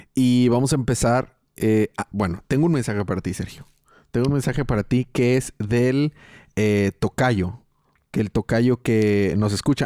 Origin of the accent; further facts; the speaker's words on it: Mexico; soy mexicano